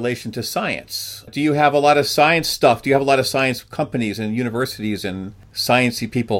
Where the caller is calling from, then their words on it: Minnesota, United States; I'm calling from Minnesota.